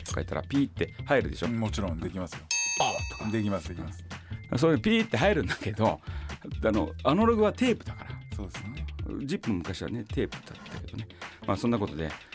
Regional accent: Tokyo, Japan; moved away; also born or lived in Osaka / Nagoya; 僕もともと東京出身

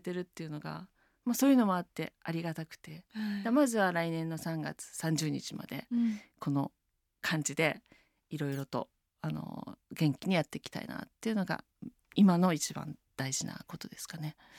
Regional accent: Taito, Tokyo, Japan; also born or lived in France; 私台東区出身なんですけど

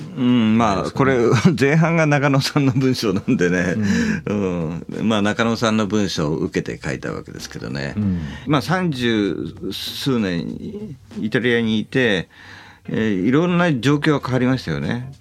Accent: Japan; also born or lived in Europe; now in Italy; 長く、ヨーロッパに住んでいて、うん、嫌なほどもう自分は日本人であるってことを実感することたくさんある

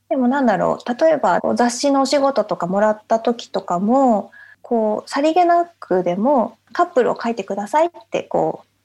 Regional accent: Japan; moved away as an adult; now in London, United Kingdom; 父がイギリス人なのででずっと日本で生まれ育ったから

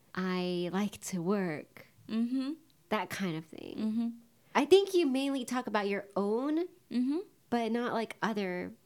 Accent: Japan

